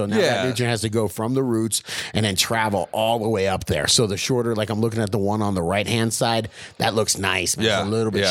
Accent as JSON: {"language": "English", "region": "Florida", "country": "United States", "said": "I'm from Florida."}